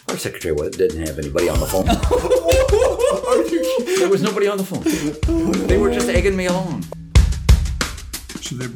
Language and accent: English; Portland, Oregon, United States; born there; also born or lived in Seattle; I I was born in Portland, as you said, um, but uh, after I turned like two, we moved up to Seattle for a couple years